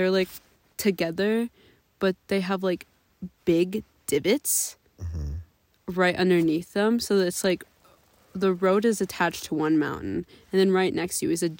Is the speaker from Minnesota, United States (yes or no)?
yes; Minnesota, United States; we're Minnesotan girlies. Yeah. So there is no such thing as elevation where we're from.